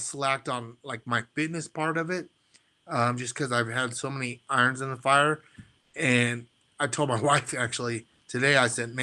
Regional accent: North Platte, Nebraska, United States; I'm a kid from North Platte, Nebraska, small town

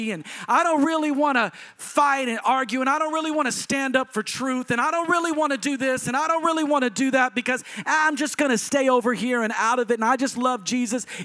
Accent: Texas, United States; because I'm a Southerner and people from Texas go to church.

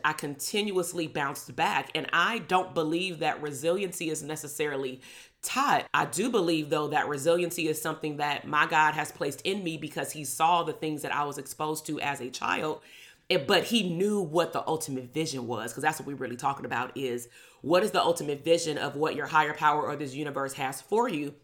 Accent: Compton, California, United States; "Where are you from? Where did you grow up at?" And I would say, "Compton."

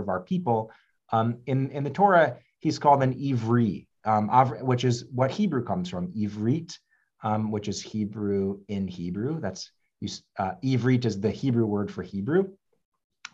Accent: the South, United States; I grew up also Jewish in the South

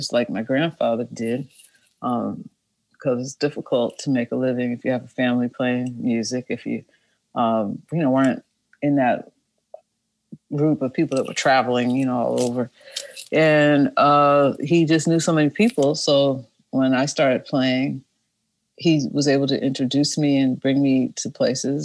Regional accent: Boston, Massachusetts, United States; moved away as an adult; also born or lived in New York; I'm from Boston originally, born and raised in a suburb of Boston

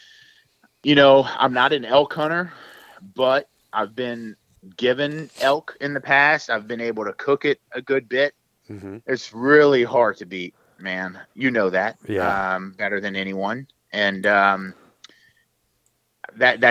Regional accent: South Louisiana, United States; also born or lived in San Francisco Bay Area, California; I'm from South Louisiana, right? Like there's no cliffs and drop-offs where we're from.

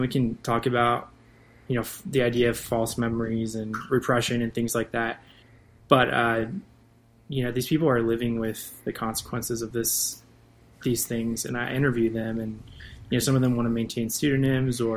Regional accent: Northern Virginia, United States; moved away; I'm from Northern Virginia

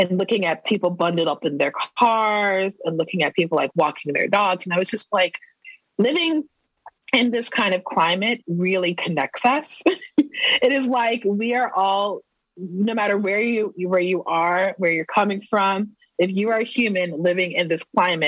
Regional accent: Texas, United States; moved away as an adult; now in St. Paul, United States; I am originally from Texas

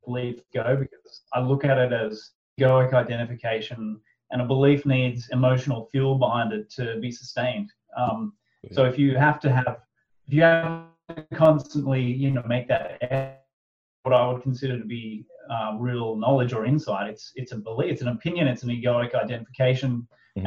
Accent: Australia; pretty much like a fairly standard Aussie family

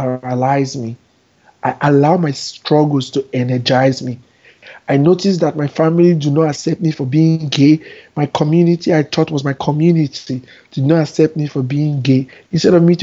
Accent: Nigeria; moved away as an adult; also born or lived in Abuja, Nigeria; now in New York, United States; I spent 26 years of my first 26 years of my life there

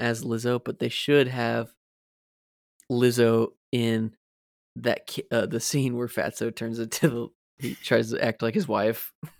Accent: Florida, United States; Maybe we always had that in our minds because we grew up in Florida.

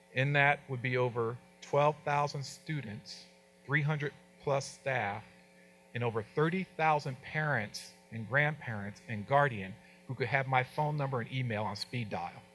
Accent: New Jersey, United States; moved away; I was from New Jersey

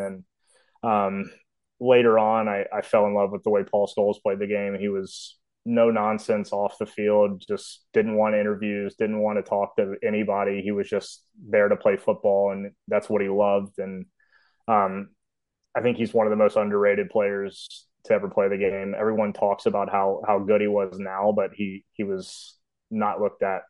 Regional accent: Memphis, Tennessee, United States; I am from Memphis, Tennessee. Um, I was lucky to grow up in a cove with a bunch of kids my age

